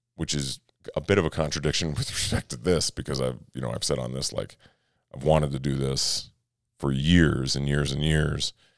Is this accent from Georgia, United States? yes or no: no; Minnesota, United States; I'm from Minnesota.